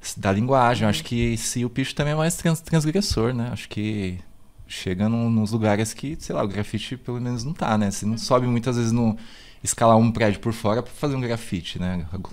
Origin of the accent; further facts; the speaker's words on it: São Paulo, Brazil; eu nasci no Capão Redondo, né? Uhum. É, nasci no no, em Santo Amaro, mas assim, moro de, é, no São Bento Novo